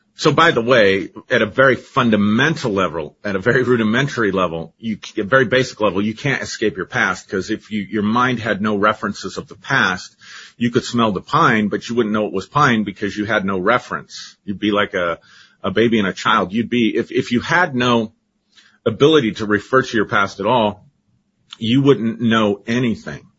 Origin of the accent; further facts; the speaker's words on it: Colorado, United States; I grew up in Colorado, lived here my entire life